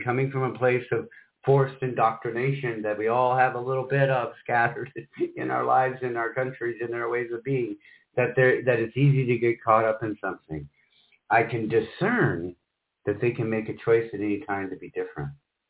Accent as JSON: {"language": "English", "region": "Michigan", "country": "United States", "tie": "born or raised there", "also_born_or_lived": "Iowa / South Carolina", "lives_now": "Orlando, United States", "said": "And she grew up in Spokane and I grew up in Michigan, Iowa, and spent a little time in South Carolina. Somehow we both ended up in Orlando, Florida."}